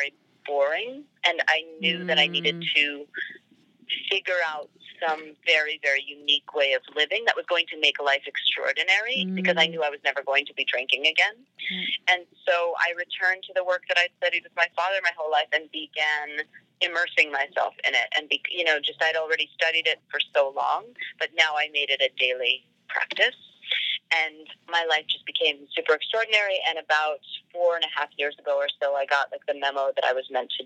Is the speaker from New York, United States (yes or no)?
yes; New York City, New York, United States; I was born in New York in Queens. And I grew up in New York City.